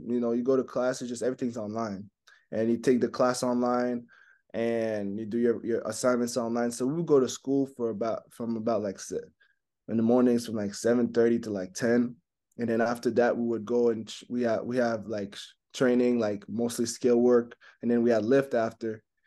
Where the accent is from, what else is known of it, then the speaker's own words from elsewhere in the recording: Montreal, Quebec, Canada; first language French; English is a second language; moved away; So English is my second language. I mean, French is my first language. You know, grew up in Montreal.